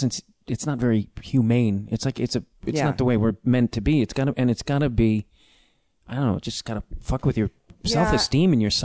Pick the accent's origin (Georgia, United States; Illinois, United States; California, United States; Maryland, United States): Illinois, United States; Chicago; moved away as an adult; now in Los Angeles, United States